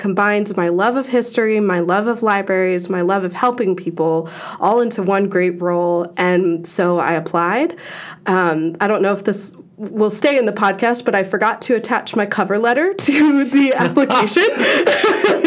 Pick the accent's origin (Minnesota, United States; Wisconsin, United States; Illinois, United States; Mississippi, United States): Wisconsin, United States; Madison; moved away; I am originally from Madison, Wisconsin.